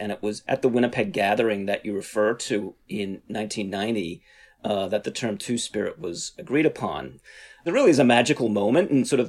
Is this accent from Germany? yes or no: no; Australia; now in United States; Yeah, I'm originally from Australia. I've lived in the US now for over 20 years. So my accent goes back and forth.